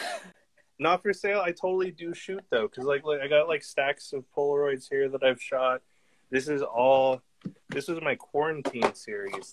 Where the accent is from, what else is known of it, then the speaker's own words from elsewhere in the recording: Canada; we're Canadian